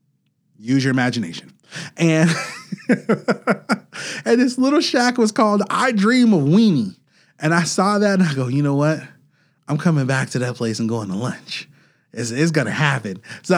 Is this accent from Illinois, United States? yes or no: yes; Chicago, Illinois, United States; Now, I come from Chicago. We're Chicagoans.